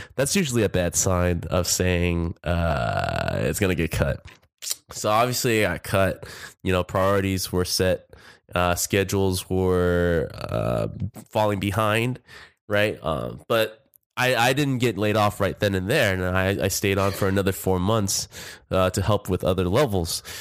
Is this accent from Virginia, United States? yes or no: no; Orange County, California, United States; I'm originally from Orange County